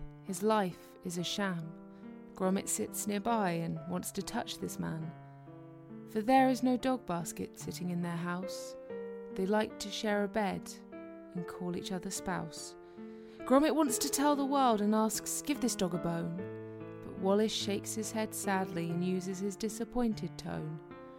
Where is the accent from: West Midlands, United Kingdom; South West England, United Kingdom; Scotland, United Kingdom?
South West England, United Kingdom; Bristol